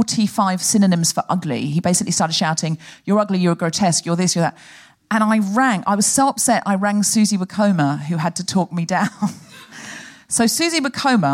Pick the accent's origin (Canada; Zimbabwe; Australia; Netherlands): Australia; now in United Kingdom; I am originally Australian